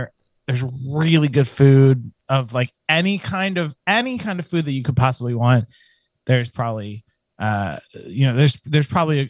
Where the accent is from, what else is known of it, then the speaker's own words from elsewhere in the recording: Pennsylvania, United States; now in New Jersey, United States; I grew up in Pennsylvania in okay, farming.